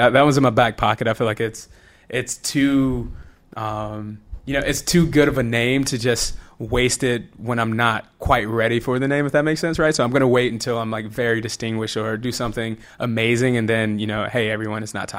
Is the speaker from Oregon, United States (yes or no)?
no; Rome, Georgia, United States; I went to college, ended up at Georgia Tech, which is like right down the street from Rome. It's about an hour away.